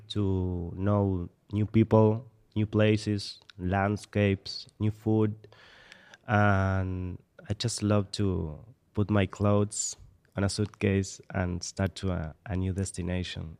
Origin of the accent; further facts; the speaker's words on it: Mar del Plata, Buenos Aires Province, Argentina; I'm from Argentina. I was born in Mar del Plata.